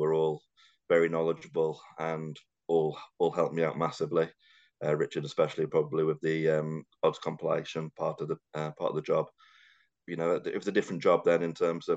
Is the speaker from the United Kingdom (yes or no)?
yes; North Wales, United Kingdom; moved away as an adult; also born or lived in Liverpool / London; I was brought up in North Wales